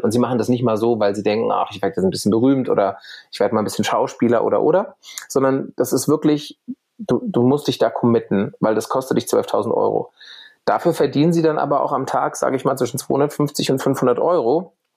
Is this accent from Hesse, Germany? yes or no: yes; Bad Vilbel, Hesse, Germany; moved away as an adult; also born or lived in Berlin; ich gehe wieder zurück in meine Heimat nach Bad Vilbel bei Frankfurt